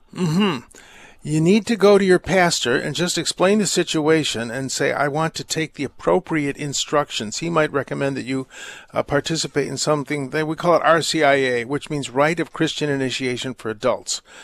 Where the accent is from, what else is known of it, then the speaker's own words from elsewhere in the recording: United States; I'm American and my parents were born here, but uh, I speak German badly and I'm ethnically German